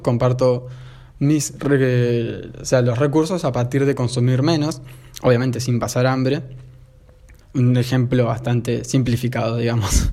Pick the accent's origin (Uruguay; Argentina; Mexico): Argentina; acá en Argentina, yo soy argentino